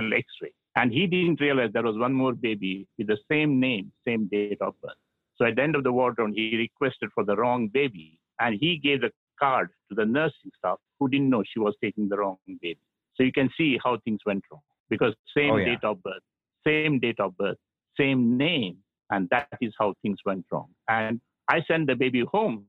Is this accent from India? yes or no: yes; South India, India; I'm from South India